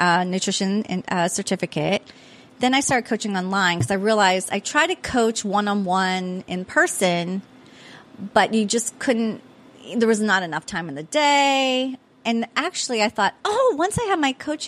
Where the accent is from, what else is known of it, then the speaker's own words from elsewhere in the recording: Pittsburgh, Pennsylvania, United States; also born or lived in Prince George's County, Maryland; now in Annapolis, United States; I am from Pittsburgh